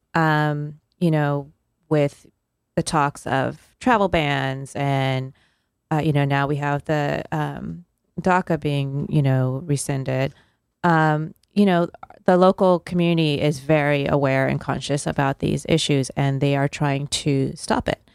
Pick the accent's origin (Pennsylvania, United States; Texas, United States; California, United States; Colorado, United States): California, United States; moved away; I was born and raised in California